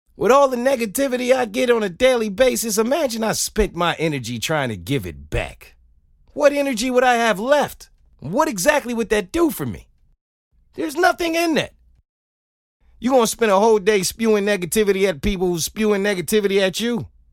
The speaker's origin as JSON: {"language": "English", "town": "New York City", "region": "New York", "country": "United States", "tie": "born or raised there", "said": "I grew up in New York City."}